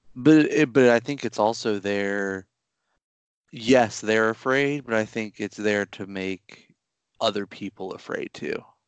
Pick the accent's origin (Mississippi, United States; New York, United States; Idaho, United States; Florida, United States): Florida, United States; my home state of Florida